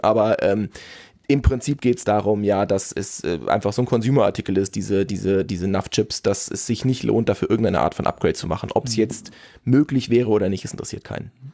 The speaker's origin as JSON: {"language": "German", "country": "Germany", "said": "ich bin Deutscher"}